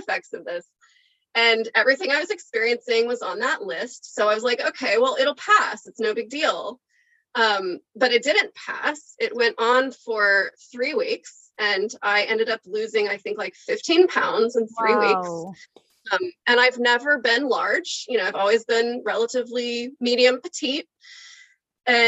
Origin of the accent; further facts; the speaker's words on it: Oklahoma, United States; now in California, United States; I'm from Oklahoma. And so like, I grew up eating like meat and potatoes